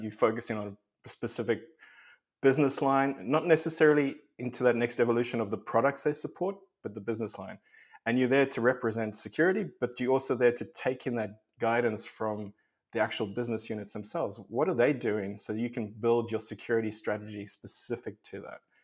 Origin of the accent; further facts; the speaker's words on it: South Africa; moved away as an adult; also born or lived in Australia; I grew up in South Africa